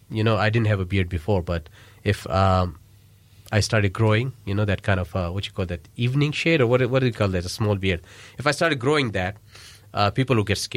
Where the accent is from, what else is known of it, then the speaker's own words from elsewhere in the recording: Pakistan; English is a second language; So, yeah, so that's, that's one of the things I felt, but not as a Pakistani. As a Pakistani, they had a lot of respect for us.